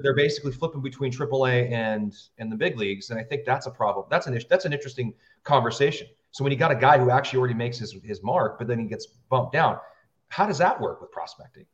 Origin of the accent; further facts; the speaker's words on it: United States; I grew up near the Canadian border, I got nothing but Canadian television.